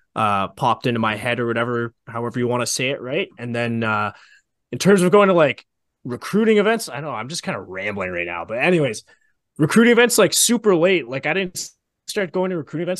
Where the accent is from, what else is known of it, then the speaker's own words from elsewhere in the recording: Canada; not being able to work in the States, but as a Canadian